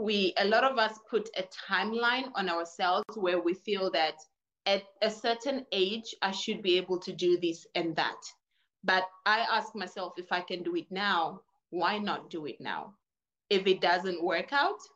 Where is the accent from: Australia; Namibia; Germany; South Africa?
Namibia; also born or lived in Angola / Portugal; now in China; My origin is Angola. My grandparents are from Portugal, but I was raised in Namibia